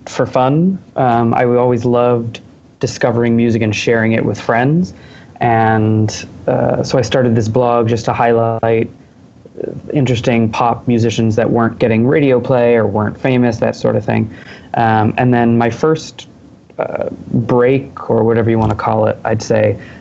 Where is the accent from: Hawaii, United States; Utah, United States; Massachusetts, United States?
Massachusetts, United States; Boston; now in New York, United States; I am a New Yorker, but I'm from Boston